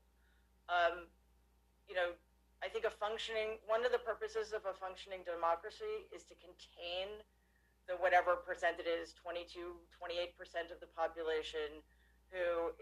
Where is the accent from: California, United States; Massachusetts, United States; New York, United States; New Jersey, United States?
New York, United States; New York City; I grew up in Jamaica, Queens, not Jamaica Estates